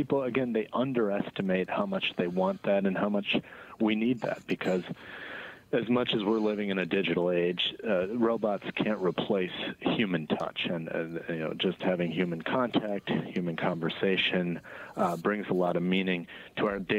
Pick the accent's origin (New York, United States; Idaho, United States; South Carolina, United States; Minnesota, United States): Minnesota, United States; Minneapolis; Yeah, well, not just from Chicago, I'm from Minneapolis, actually.